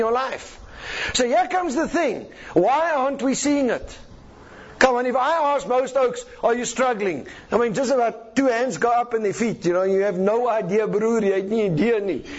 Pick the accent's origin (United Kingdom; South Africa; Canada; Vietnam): South Africa; I'm a South African.